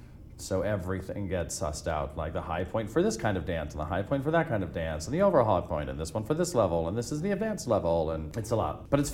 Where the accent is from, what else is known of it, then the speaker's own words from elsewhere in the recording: Orem, Utah, United States; moved away; I grew up in Utah